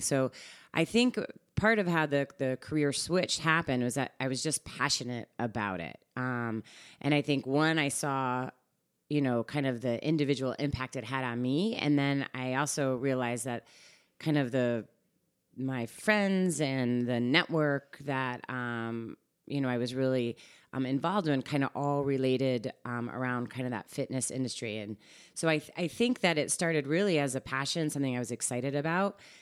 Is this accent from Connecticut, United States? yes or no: yes; Guilford, Connecticut, United States; moved away as an adult; also born or lived in Chicago / Portland, Oregon / Seattle; now in Westport, United States; the East Coast is actually where I grew up. I'm from Guilford, Connecticut